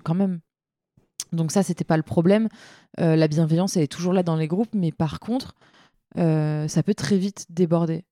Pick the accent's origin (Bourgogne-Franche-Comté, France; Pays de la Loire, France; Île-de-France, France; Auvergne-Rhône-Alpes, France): Île-de-France, France; Seine-Saint-Denis; j'ai grandi en Seine-Saint-Denis